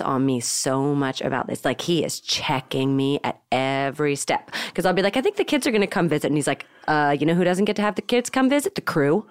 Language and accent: English; Marin County, California, United States; We grew up in Marin County